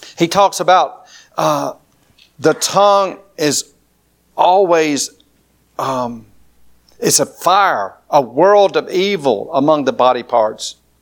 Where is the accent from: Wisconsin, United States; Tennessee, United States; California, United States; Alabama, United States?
Alabama, United States; Lower; accent: country drawl; I'm from L.A., Lower Alabama